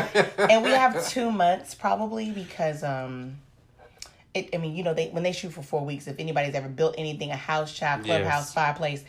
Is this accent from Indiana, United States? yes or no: yes; Indiana, United States; So I am from Indiana.